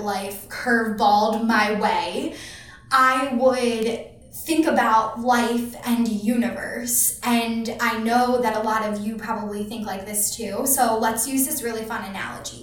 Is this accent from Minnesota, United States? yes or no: no; Philadelphia, Pennsylvania, United States; I'm from Philly